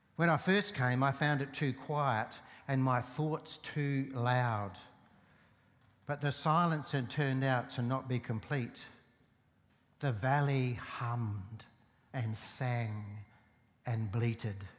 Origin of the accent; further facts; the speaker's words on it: Port Augusta, South Australia, Australia; I grew up in Port Augusta